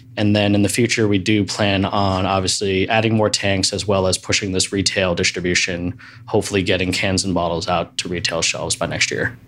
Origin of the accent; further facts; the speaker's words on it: East Coast, United States; now in Seattle, United States; I grew up on the East Coast